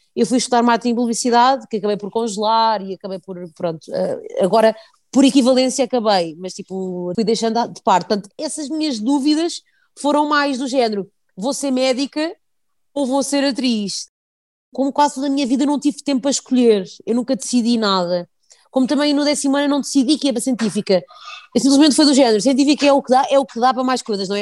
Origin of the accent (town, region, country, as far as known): Portugal